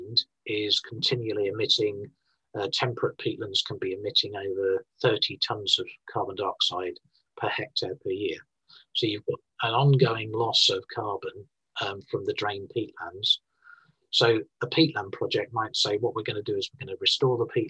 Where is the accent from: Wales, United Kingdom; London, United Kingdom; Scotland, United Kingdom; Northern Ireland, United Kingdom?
Scotland, United Kingdom; I'm from Scotland in the UK